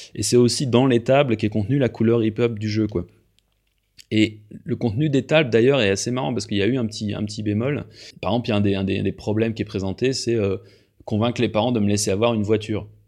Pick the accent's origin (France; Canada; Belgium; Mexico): France; now in Switzerland; moi je suis français, mais je vis en Suisse depuis un certain temps